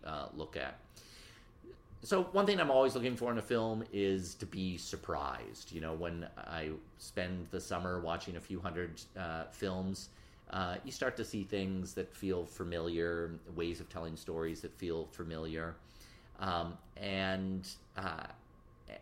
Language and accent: English; Detroit, Michigan, United States; moved away as an adult; now in New York City, United States; I grew up in Detroit, went to high school in the city, and moved to New York in my 20s